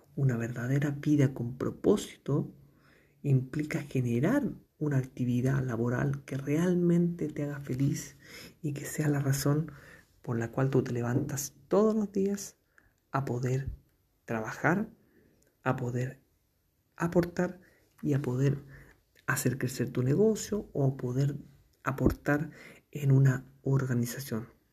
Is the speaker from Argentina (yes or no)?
no; Chile; comunicador social de Chile